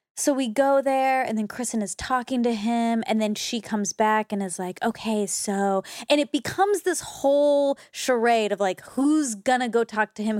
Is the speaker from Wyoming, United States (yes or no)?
no; Georgia, United States; growing up just being Indian and Georgia